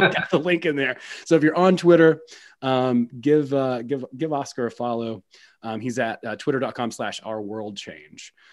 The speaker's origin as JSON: {"language": "English", "region": "West Georgia", "country": "United States", "tie": "born or raised there", "said": "I grew up in West Georgia."}